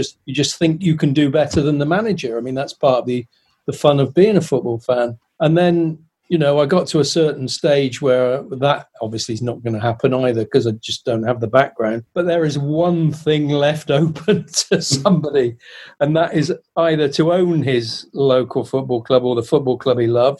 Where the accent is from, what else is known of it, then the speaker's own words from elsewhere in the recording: Weymouth, South West England, United Kingdom; moved away as an adult; As a kid, I wanted to play for my hometown team. As a kid, Weymouth Football Club was the pinnacle of my expectations and love, really.